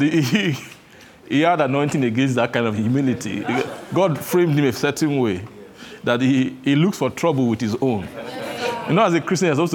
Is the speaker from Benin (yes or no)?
yes; Benin; I grew up in Benin